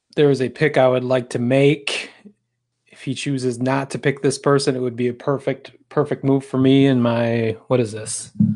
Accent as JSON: {"language": "English", "town": "Lansing", "region": "Michigan", "country": "United States", "tie": "born or raised there", "said": "Lansing Lugnut, my hometown"}